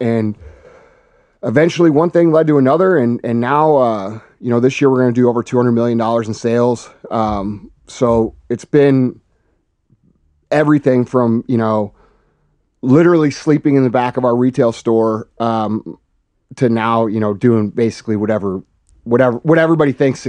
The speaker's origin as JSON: {"language": "English", "town": "St. Louis", "region": "Missouri", "country": "United States", "tie": "born or raised there", "said": "Yeah, basically, you know, I'm just a regular dude from from St. Louis. I grew up in Missouri"}